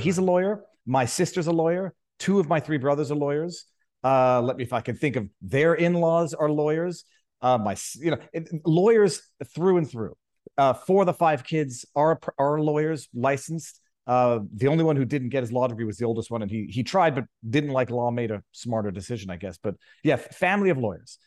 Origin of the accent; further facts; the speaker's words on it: Canada; moved away as an adult; now in Florida, United States; the mountainous freezing cold that we're used to in Canada